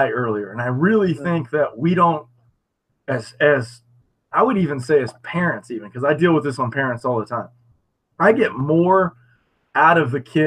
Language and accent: English; United States; us being American